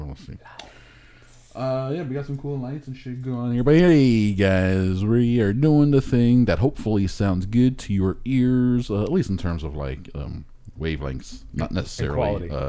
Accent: Hialeah, Florida, United States; I grew up in Hialeah.

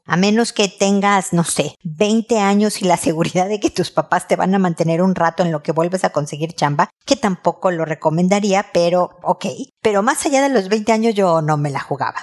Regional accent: Mexico; moved away as an adult; now in Chile; en mi casa de niña en México

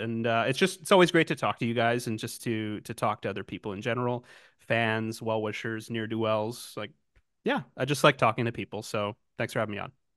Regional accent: Canada; Canadian, as I am, a gentle, nice Canadian boy

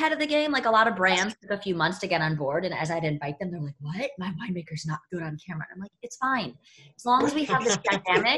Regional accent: outside Chicago, Illinois, United States; moved away; also born or lived in New York / Bay Area; I grew up in the Midwest. I'm from outside Chicago

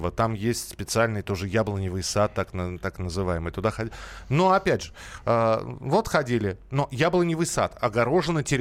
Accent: Moscow, Russia; Я москвич, я, да, я коренной москвич.

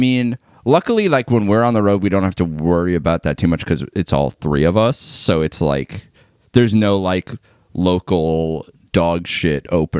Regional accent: Long Island, New York, United States; moved away as an adult; also born or lived in Albany; I left Long Island when I was like 18 and I lived in Albany, which is like a city where it's like I could like get around on my bike or like the bus.

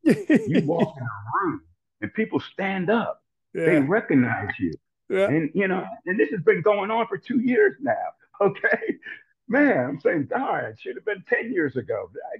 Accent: New Jersey, United States; And so, I'm a Baptist from New Jersey.

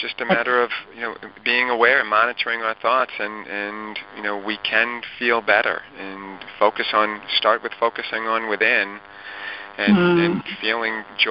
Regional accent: Lynbrook, New York, United States; I grew up in Lynbrook, and now I'm back in Lynbrook

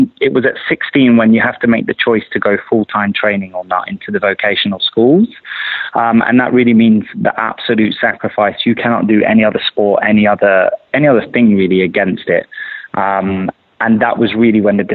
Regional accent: London, United Kingdom; I grew up in London

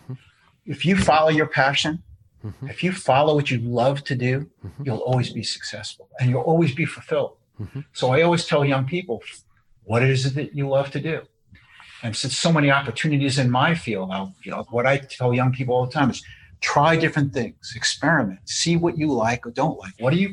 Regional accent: New York, United States; I was born in New York and my grandfather started a cheese store

